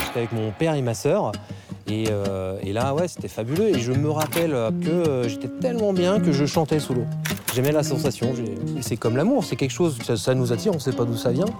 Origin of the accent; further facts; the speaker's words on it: Troyes, Grand Est, France; je suis de Troyes d'origine